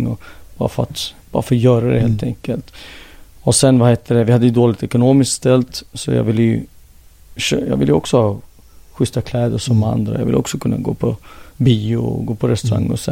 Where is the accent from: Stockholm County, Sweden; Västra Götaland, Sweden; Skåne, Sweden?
Stockholm County, Sweden; Jordbro; moved away as an adult; now in Helsinki, Finland; jag är född och uppvuxen här